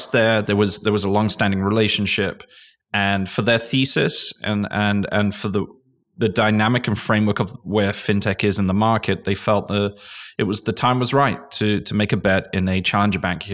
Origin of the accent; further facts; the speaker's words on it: England, United Kingdom; moved away as an adult; now in United States; I'm English. I came from England.